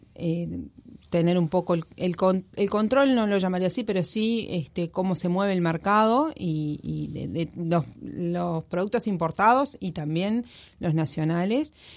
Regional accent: Uruguay

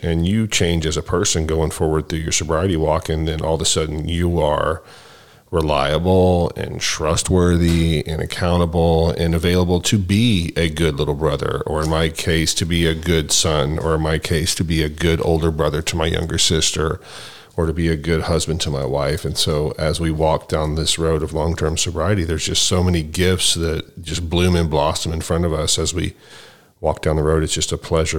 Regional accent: Dallas, Texas, United States; I grew up in Dallas, Texas

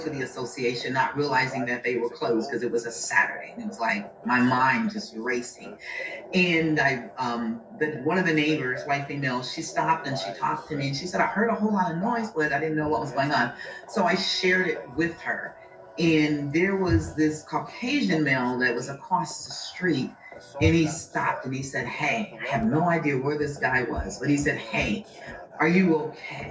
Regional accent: United States; growing up in America

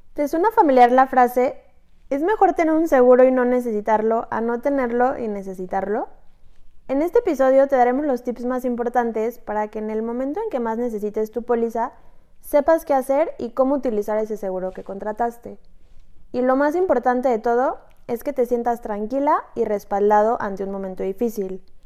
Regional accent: Mexico; Somos mujeres mexicanas

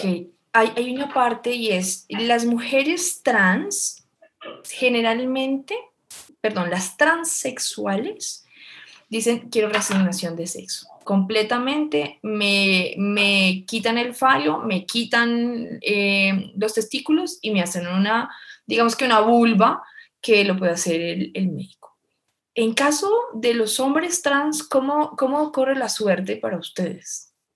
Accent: Colombia; en Colombia estamos avanzados en términos jurídicos

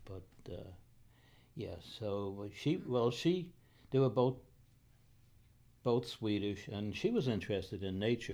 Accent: New York City, New York, United States; moved away; Raised in New York City

